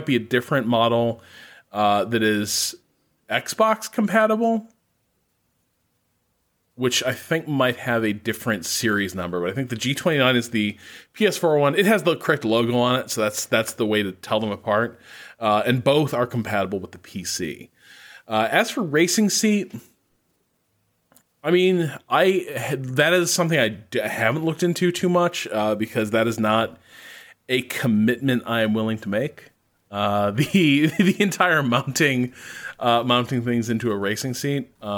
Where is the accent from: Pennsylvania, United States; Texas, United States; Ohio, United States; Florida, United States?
Texas, United States; Dallas; I'm from Dallas, Texas, and I find odd hours of race times fit my schedule.